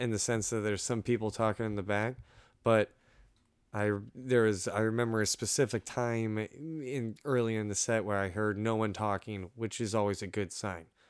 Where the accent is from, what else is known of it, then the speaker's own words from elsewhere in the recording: Orlando, Florida, United States; I'm from Orlando, Florida